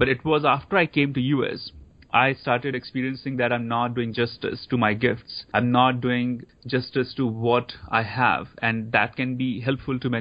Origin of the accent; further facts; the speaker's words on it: Dharamsala, Himachal Pradesh, India; moved away as an adult; I grew up in India, so I went to Catholic school in India.